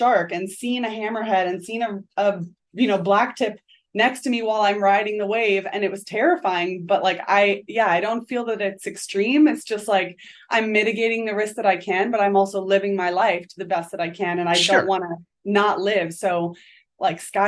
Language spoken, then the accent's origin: English; DeLand, Florida, United States; Well, I grew up in DeLand. So I'm one of the few people jumping here that's actually a native DeLandite.